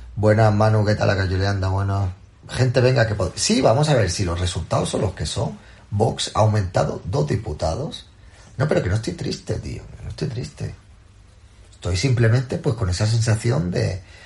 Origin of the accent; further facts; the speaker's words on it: Andalusia, Spain; Soy andaluz